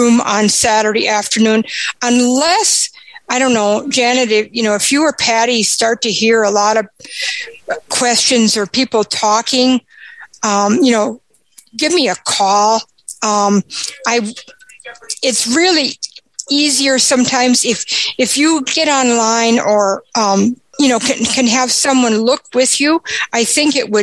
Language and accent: English; Aberdeen, South Dakota, United States; I'm from Aberdeen, South Dakota.